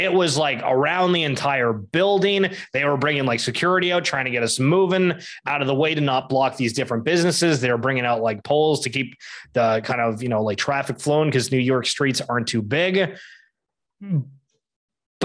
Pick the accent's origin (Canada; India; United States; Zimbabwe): Canada; being Canadian